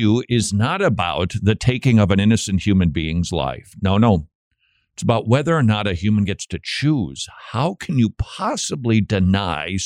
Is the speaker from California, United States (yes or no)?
no; Minnesota, United States; my home state of Minnesota.